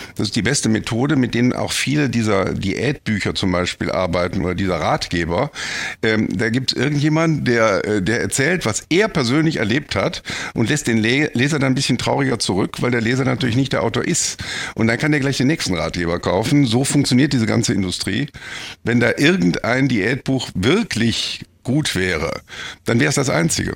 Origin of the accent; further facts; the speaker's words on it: Bonn, North Rhine-Westphalia, Germany; ich bin eigentlich Bonner